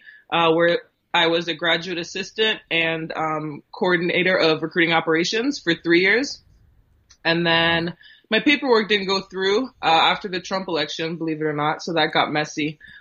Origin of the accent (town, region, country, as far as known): Ontario, Canada; born or raised there; also born or lived in Thessaloniki, Greece